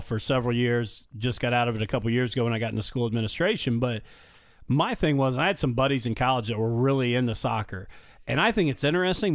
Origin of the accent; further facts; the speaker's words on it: Illinois, United States; moved away; I was born in Illinois and grew up there for a while